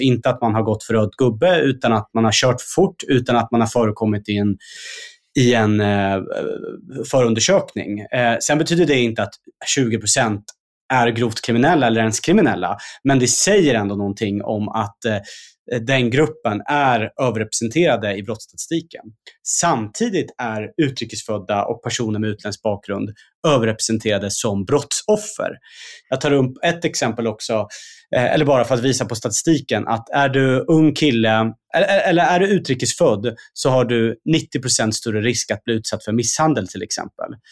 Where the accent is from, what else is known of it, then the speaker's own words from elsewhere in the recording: Stockholm, Stockholm County, Sweden; jag kommer ju själv från, från Husby och Kista